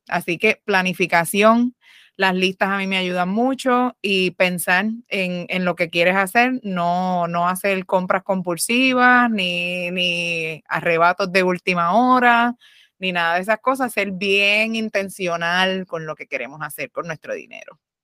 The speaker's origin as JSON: {"language": "Spanish", "country": "Puerto Rico", "said": "nosotras somos boricuas"}